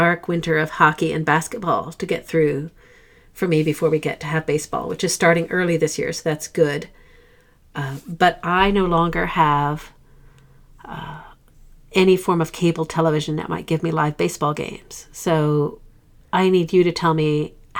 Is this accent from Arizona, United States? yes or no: no; South Dakota, United States; moved away; I'm from South Dakota originally